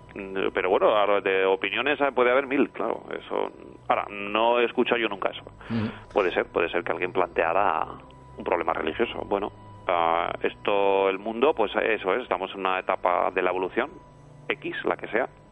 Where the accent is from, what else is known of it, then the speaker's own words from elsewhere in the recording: Pamplona, Navarre, Spain; yo vivo en Pamplona y yo recuerdo mi niñez, eh, bueno, en Pamplona nevaba